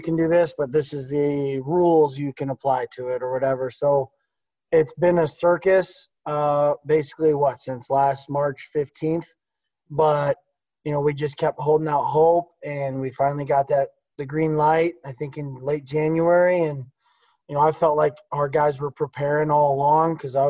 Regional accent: Oswego, Illinois, United States; I grew up from there. I'm from Oswego.

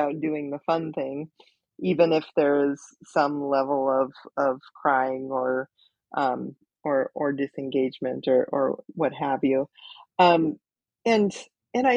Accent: Minnesota, United States; we're all from Minnesota.

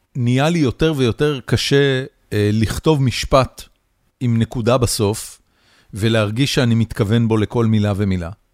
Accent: Haifa, Haifa District, Israel; אני חיפאי

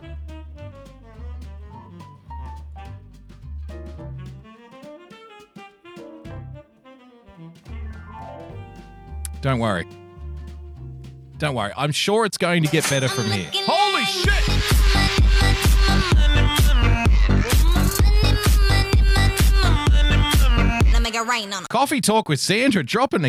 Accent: New South Wales, Australia; I'm from New South Wales, and here in New South Wales, we like to think that we're the best

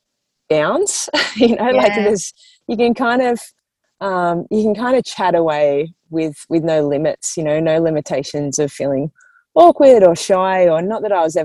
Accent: Grays Point, New South Wales, Australia; I grew up in Grace Point. It's a little leafy town in the Sutherland Shire.

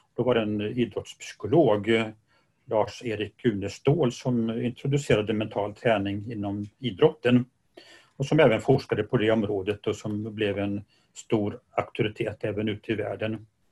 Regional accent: Gothenburg, Västra Götaland, Sweden; Jag är göteborgare

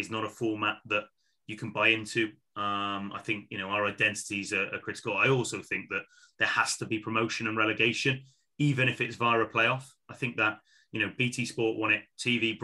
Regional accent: Wales, United Kingdom; As a Welshman

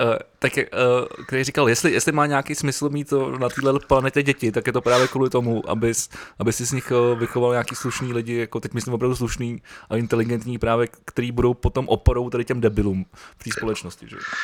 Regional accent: Prague, Czechia; já jsem, já jsem Pražák

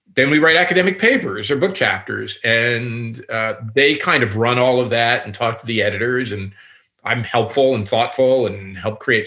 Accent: Newark, New Jersey, United States; now in Toronto, Canada; I'm a kid from Newark, and um, if you guys know Newark, it's a city outside of New York City that's been very depressed

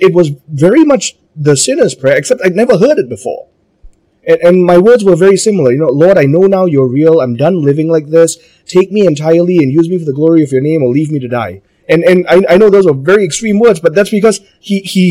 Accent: Malaysia; I'm Malaysian

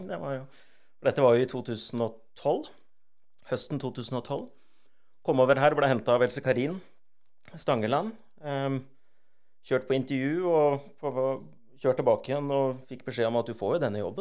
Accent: Drammen, Buskerud, Norway; moved away as an adult; also born or lived in Lillehammer / Sydney, Australia; Um, jeg er fra Drammen. Um, født og oppvokst der. Jeg bodde i Drammen til jeg var

